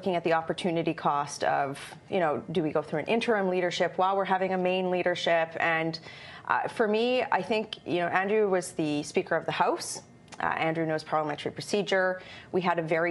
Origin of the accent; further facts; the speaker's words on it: Alberta, Canada; I'm from Alberta